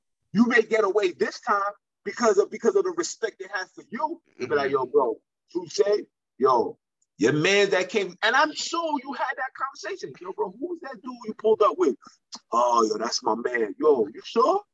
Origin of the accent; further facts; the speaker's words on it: New York City, New York, United States; I'm from Brooklyn